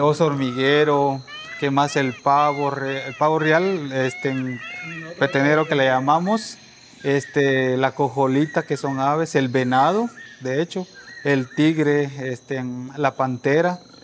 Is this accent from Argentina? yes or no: no; Guatemala; moved away as an adult; now in Mexico City, Mexico; soy de Guatemala